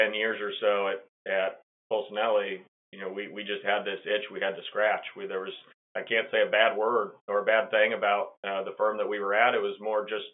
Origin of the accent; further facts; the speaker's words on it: Kansas City, United States; I'm from Kansas City